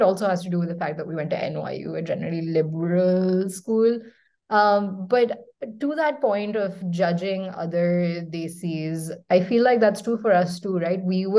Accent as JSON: {"language": "English", "country": "Pakistan", "moved": "yes", "lives_now": "United States", "said": "that's iconic for us Pakistanis too."}